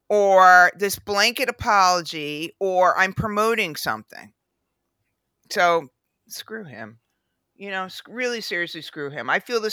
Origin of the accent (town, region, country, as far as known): United States